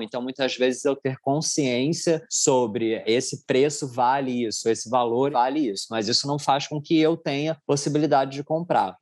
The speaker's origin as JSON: {"language": "Portuguese", "region": "Rio de Janeiro", "country": "Brazil", "said": "eu também sou carioca"}